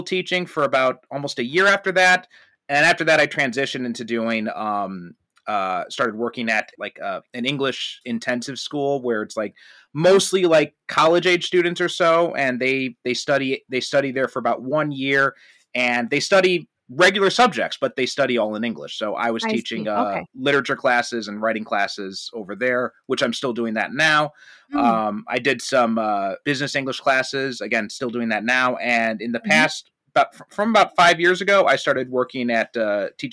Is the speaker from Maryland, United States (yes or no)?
no; Chicago, Illinois, United States; moved away as an adult; now in Kyushu, Japan; I'm from from Chicago, the northwest suburbs, but we all just say we're from the city